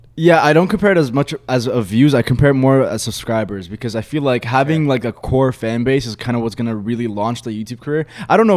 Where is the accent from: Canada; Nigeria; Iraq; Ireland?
Canada; Milton, Ontario; also born or lived in Egypt; I'm from Milton. It's a very small like town